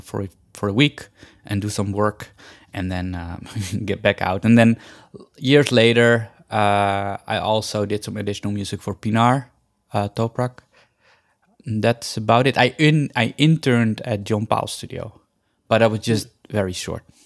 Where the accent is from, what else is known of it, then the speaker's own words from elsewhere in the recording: Netherlands; moved away as an adult; also born or lived in India; now in Los Angeles, United States; I went to Holland, which is a completely different culture and a completely different world, basically. Um, so I, I, and I grew up there.